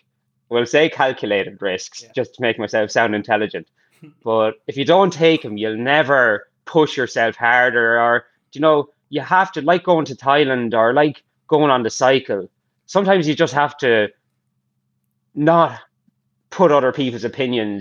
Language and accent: English; Ireland; growing up in Ireland